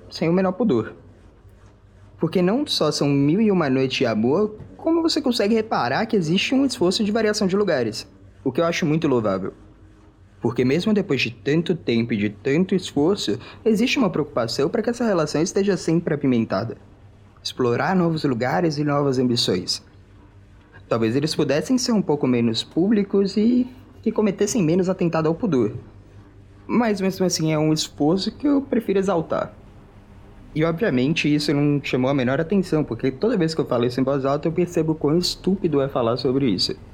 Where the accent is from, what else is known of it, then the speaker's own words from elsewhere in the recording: Minas Gerais, Brazil; eu não sou de São Paulo. Eu cresci em Minas Gerais.